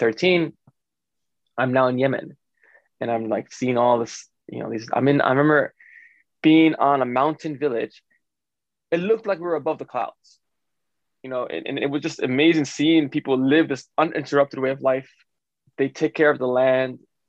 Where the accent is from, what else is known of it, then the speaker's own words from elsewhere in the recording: New York City, New York, United States; I grew up in Brooklyn where my dad had a bodega